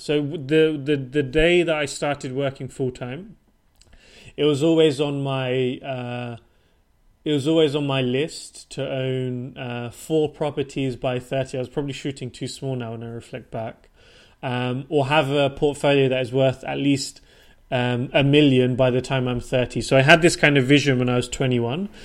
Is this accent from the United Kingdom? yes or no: yes; Portsmouth, South East England, United Kingdom; moved away as an adult; also born or lived in London / Switzerland / Denmark / Japan; now in Stockholm, Sweden; I was born and raised and grew up in the south coast of, of the UK in a city called Portsmouth